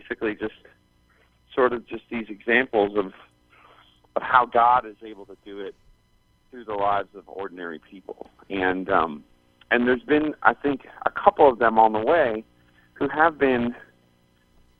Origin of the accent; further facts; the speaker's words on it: Canada; moved away as an adult; now in Arizona, United States; growing up in Canada